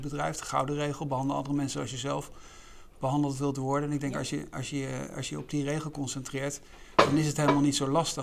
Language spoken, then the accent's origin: Dutch; Netherlands; wij eigenlijk allemaal kennen ook als Nederlanders